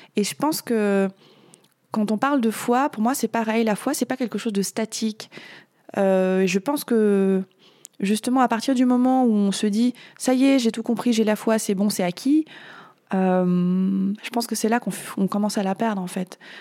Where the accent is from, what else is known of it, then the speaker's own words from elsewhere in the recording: France; je suis née en France